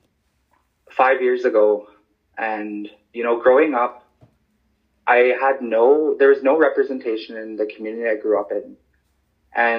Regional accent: Stanley Mission, Saskatchewan, Canada; also born or lived in Yellowknife, Northwest Territories; now in La Ronge, Canada; I live in LaRonge. I grew up in Stanley Mission, otherwise known as Amechuispimowin. I was born in Yellowknife.

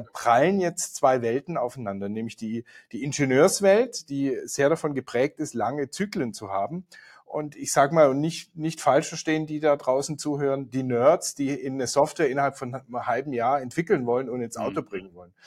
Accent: Swabia, Baden-Württemberg, Germany; now in Munich, Germany; hier aus München. Der eine oder andere wird es hören. Ich komme ursprünglich mal aus Schwaben

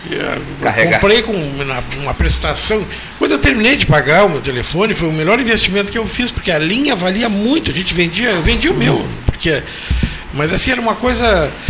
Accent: Pelotas, Rio Grande do Sul, Brazil; É, eu sou de Pelotas.

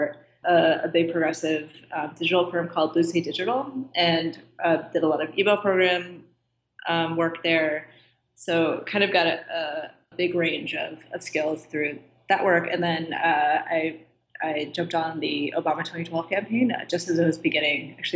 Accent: D.C., District of Columbia, United States; I grew up just outside of Washington, D.C.

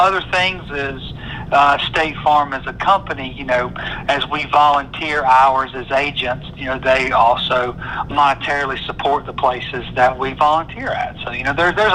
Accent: Thomaston, Georgia, United States; also born or lived in Columbus / Forsyth; I grew up over in Thomaston

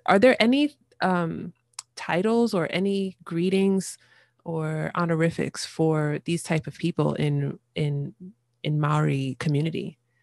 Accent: United States; as an American

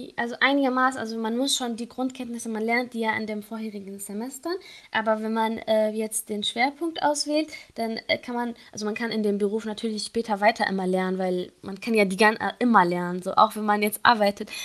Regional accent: Syria; German is a second language; moved away as an adult; now in Kassel, Germany; ich komme ja ursprünglich aus Syrien und äh, wegen mhm. des Kriegs müssten wir dann halt fliehen

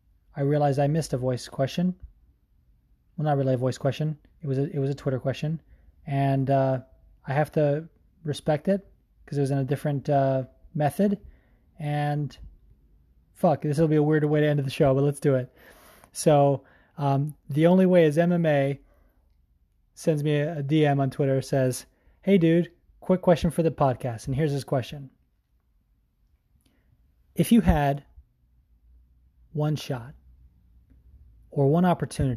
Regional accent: New Jersey, United States; I'm from Central Jersey, which exists

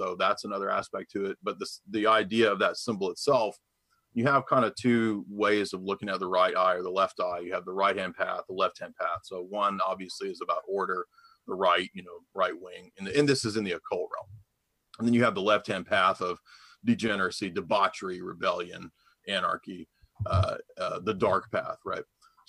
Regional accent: Tennessee, United States; Outside Nashville, yep.

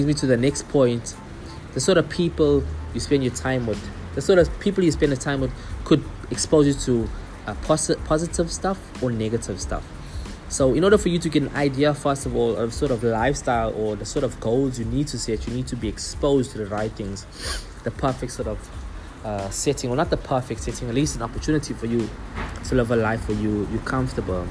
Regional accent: Durban, KwaZulu-Natal, South Africa; In the community I grew up in Durban, a very small community

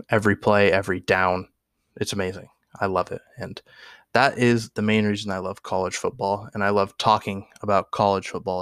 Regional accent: Oregon, United States; I'm born and raised in Oregon.

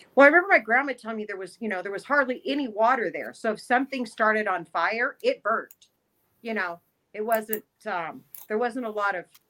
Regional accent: Bishop, California, United States; I was raised in Bishop

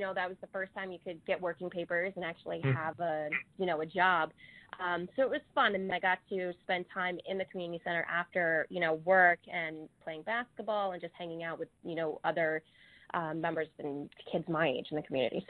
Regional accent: Saratoga Springs, New York, United States; I was born in Saratoga Springs, so very local.

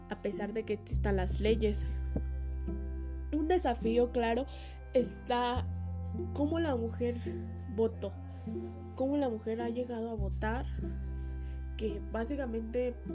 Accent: Mexico; En este caso, yo soy mexicana y gozo de todas las garantías individuales que me proporciona la Constitución de los Estados Unidos mexicanos

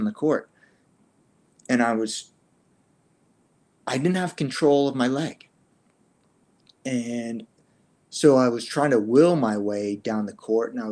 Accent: East Coast, United States; I was born in the East Coast

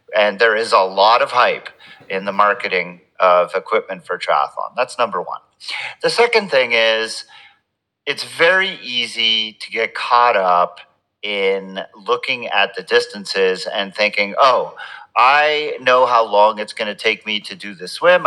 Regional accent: Montreal, Quebec, Canada; I grew up in in Montreal in Canada, so my childhood was spent watching and playing hockey

